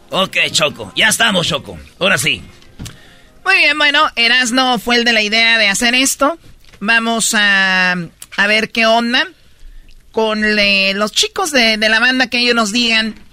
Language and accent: Spanish; Tepatitlán, Jalisco, Mexico; Yo le voy al Guadalajara. Yo soy de Tepatitlán, Jalisco.